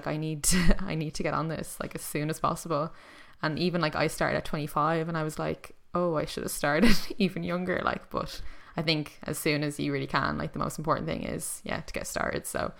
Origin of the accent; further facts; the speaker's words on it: Ireland; now in Lisbon, Portugal; I'm in Lisbon, yes, but I'm still Irish.